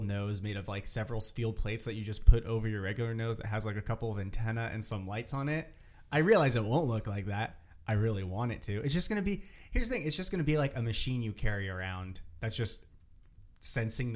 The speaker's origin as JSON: {"language": "English", "town": "Half Moon Bay", "region": "California", "country": "United States", "said": "I'm from the Bay Area, Half Moon Bay, very foggy"}